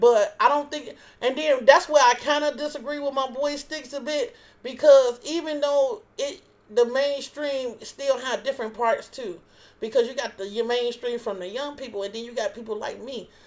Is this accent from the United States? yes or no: yes; Chicago, Illinois, United States; I'm from Chicago